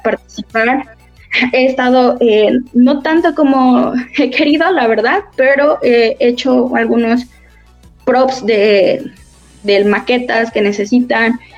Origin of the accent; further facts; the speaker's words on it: Cuernavaca, Morelos, Mexico; nosotros que somos de Cuernavaca, Cuernavaca Morelos